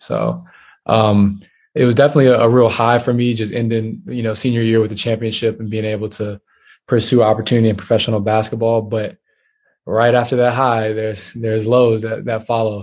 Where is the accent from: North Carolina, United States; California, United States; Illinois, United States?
North Carolina, United States; Charlotte; moved away as an adult; also born or lived in Dallas; I lived in Charlotte. I was raised in Charlotte